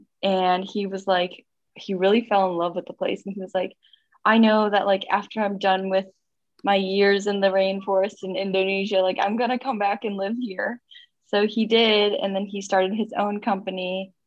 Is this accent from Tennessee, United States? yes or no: no; St. Charles, Missouri, United States; also born or lived in Japan; I was born in Japan because my mom's parents insisted that I be born there. So I moved here when I was one, and I've lived in St. Charles, Missouri all my life.